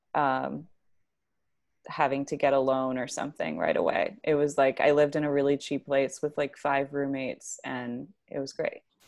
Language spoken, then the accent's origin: English; Tucson, Arizona, United States; moved away as an adult; also born or lived in Grand Rapids, Michigan; now in New York, United States; I grew up in Tucson and then partially in Grand Rapids, Michigan